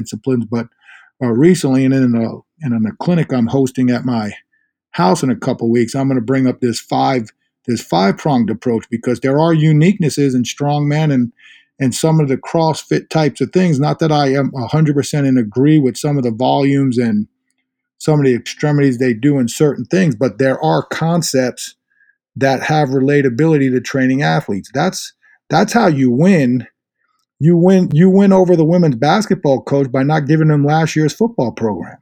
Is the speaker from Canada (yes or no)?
no; Inwood, New York, United States; I'm from Inwood